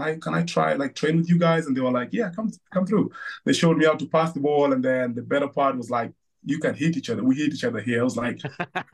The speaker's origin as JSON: {"language": "English", "town": "Nakuru", "region": "Nakuru County", "country": "Kenya", "tie": "born or raised there", "also_born_or_lived": "Nairobi, Kenya", "moved": "yes", "lives_now": "United States", "said": "we moved to Nakuru, which is another city in Kenya. So that's where like I lived the rest of my life until, you know, before I moved to America."}